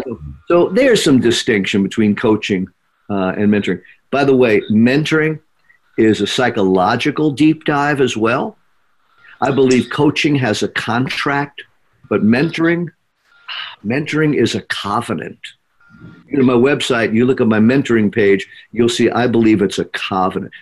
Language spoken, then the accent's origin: English; New York, United States; when I grew up here in New York